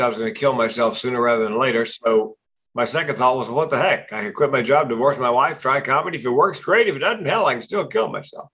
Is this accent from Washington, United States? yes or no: no; Raleigh, North Carolina, United States; moved away; Raleigh, North Carolina, my hometown